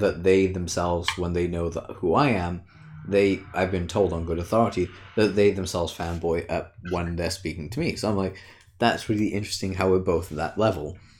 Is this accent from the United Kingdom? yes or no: yes; United Kingdom